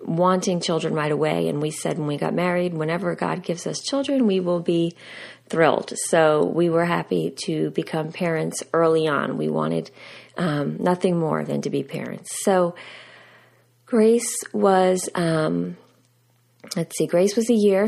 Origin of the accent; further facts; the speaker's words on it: United States; Steve and I, we grew up outside of New York City.